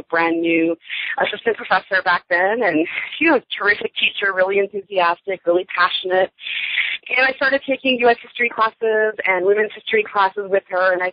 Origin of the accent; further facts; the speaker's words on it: Canada; I am originally from Canada, born and raised